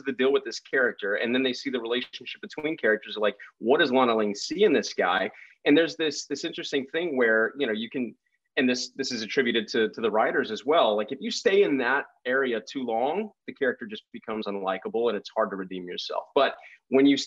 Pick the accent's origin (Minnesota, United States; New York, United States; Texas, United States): Texas, United States; also born or lived in Lubbock, Texas; I was born in Texas myself. I grew up in, you know, various parts of Texas, but I was born in Lubbock, Texas